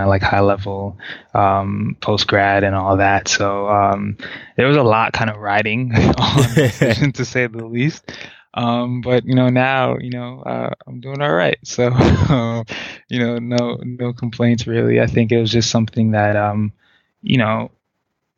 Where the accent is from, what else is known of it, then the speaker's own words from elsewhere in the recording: New York City, New York, United States; also born or lived in Haiti; originally I was born in Haiti. I moved here when I was really, really young. Just got to, you know, experience the whole of the city. So I could say that I'm a New York native for sure.